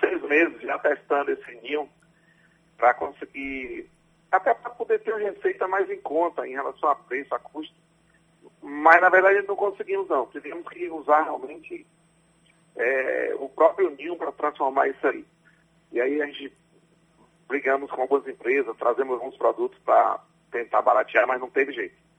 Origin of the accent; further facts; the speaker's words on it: Ubaíra, Bahia, Brazil; Eu nasci no interior de Ubaíra